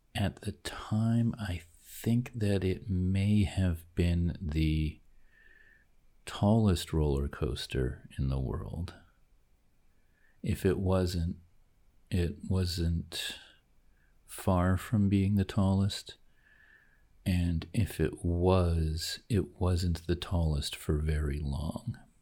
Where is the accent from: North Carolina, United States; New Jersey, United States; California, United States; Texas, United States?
New Jersey, United States; I grew up near Great Adventure in New Jersey